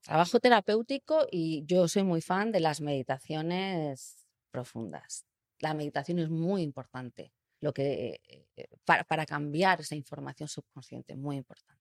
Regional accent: Spain; yo nací en Europa, en el sur de Europa

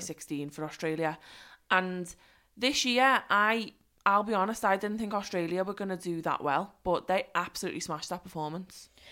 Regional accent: Liverpool, North West England, United Kingdom; moved away; I am just in my hometown, but I'm so excited. I'm like, "Oh, I can't believe I'm in Liverpool."

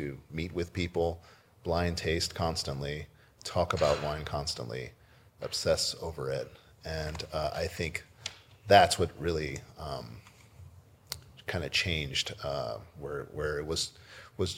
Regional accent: Corpus Christi, Texas, United States; born or raised there; also born or lived in Brownsville, Texas; now in Walla Walla, United States

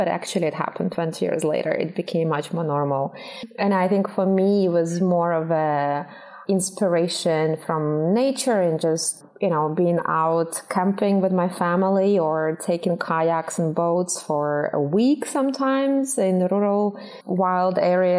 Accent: Russia; It wasn't easy being vegetarian 20 years ago in Russia.

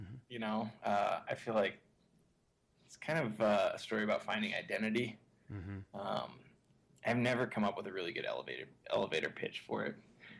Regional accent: United States; growing up in America

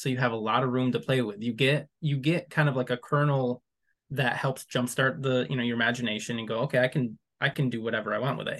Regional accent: West Michigan, United States; I'm from West Michigan, but I'm not from where I live currently, which is much closer to the Mountain Head

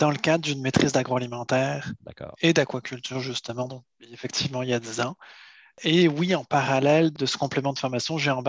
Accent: Brittany, France; moved away as an adult; also born or lived in Île-de-France; now in Quebec, Canada; je suis né en région parisienne, mais je suis ah, originaire de Bretagne. Je suis originaire de Bretagne

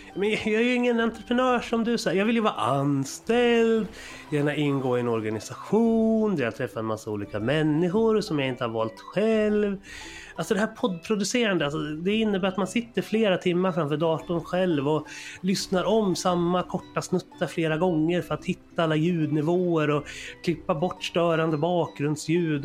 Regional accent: Sweden; vi svenskar

